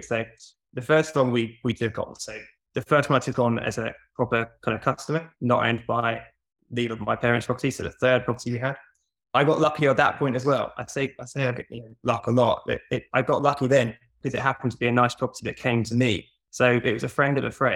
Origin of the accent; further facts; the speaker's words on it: Norwich, East of England, United Kingdom; also born or lived in Portsmouth; I wanted to move back to Norwich. I'm from Norwich